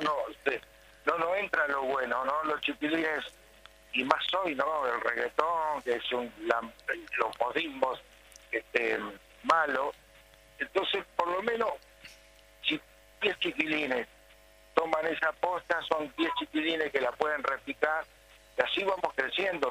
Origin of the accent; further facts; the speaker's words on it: Fray Bentos, Río Negro, Uruguay; moved away as an adult; Estuve mucho, mucho tiempo afuera, yo creo que estuve del 78 al 87 que volví a Fray fuera